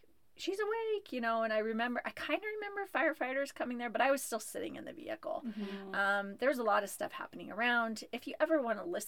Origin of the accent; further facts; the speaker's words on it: Huntington Beach, California, United States; moved away as an adult; I was born in Southern California. I grew up in Huntington Beach, California